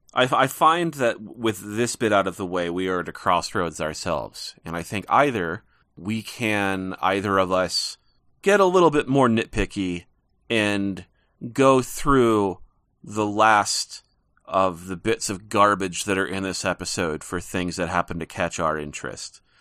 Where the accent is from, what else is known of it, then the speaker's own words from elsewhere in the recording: Montana, United States; I'm living in Montana and I am from Montana